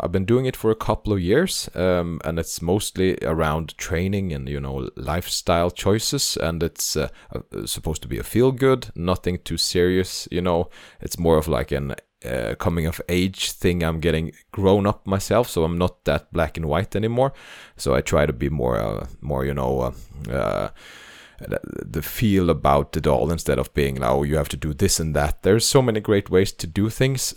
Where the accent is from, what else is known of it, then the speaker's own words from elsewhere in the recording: Norway; English is a second language; I'm uh, Norwegian, so this is my second language